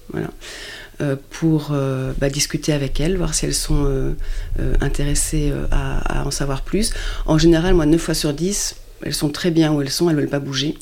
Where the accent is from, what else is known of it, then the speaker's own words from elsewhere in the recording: France; also born or lived in Luxembourg; je suis française